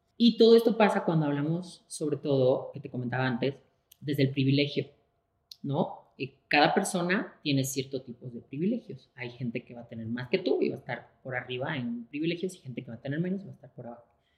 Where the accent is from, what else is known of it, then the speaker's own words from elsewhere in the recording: Spain; moved away; también soy una mujer española, también soy una mujer eh, migrante